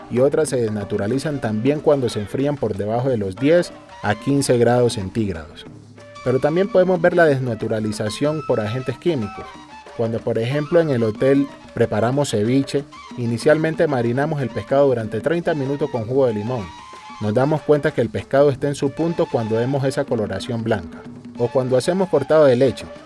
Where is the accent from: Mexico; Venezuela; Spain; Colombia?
Colombia; Barbacoa; now in Cartagena, Colombia; Yo fui durante muchos años profesor de ciencias naturales allí en el pueblo donde nací, en Barbacoa. Pero por cosas de la vida decidí venirme para Cartagena y resulté metido en todo lo de la cocina.